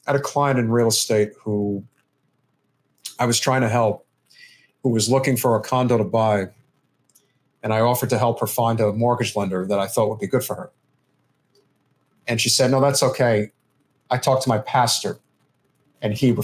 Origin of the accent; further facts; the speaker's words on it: Northeast, United States; growing up in the Northeast, you know, where I come from